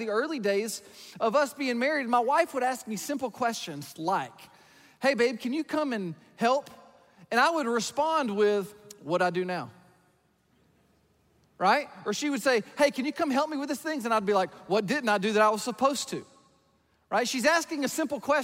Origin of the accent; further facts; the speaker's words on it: about an hour north of Atlanta, the South, Georgia, United States; I grew up in the South. I grew up about an hour north of Atlanta in a rural farm town